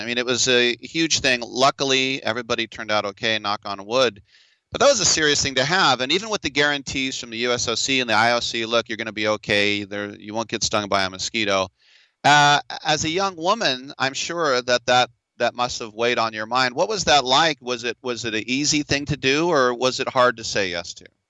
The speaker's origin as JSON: {"language": "English", "country": "United States", "said": "as an American, we see that flag go up"}